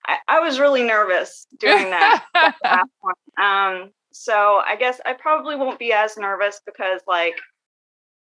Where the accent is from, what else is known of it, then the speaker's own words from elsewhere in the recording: Northwest Arkansas, United States; I'm from Northwest Arkansas. I've lived here for most of my life